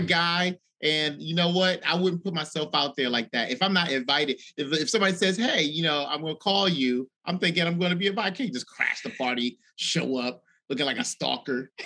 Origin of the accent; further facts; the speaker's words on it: Washington, District of Columbia, United States; from Washington D.C.